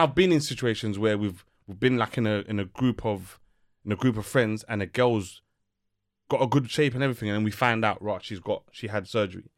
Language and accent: English; Uganda; we're from Uganda